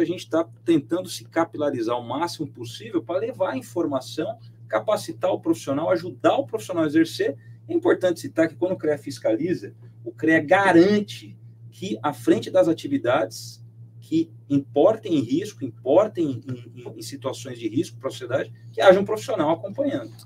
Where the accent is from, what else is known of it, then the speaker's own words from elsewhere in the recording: Mogi das Cruzes, São Paulo, Brazil; Mogi das Cruzes, de onde eu sou